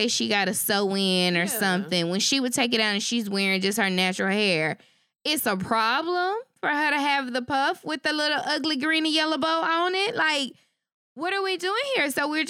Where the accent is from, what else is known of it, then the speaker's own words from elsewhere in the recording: Shreveport, Louisiana, United States; moved away; It is actually my hometown. Okay. My school district, Caddo Parish.